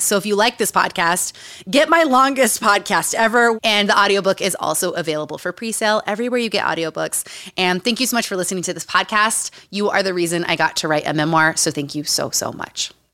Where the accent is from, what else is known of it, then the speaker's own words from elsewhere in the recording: Utah, United States; Growing up in Utah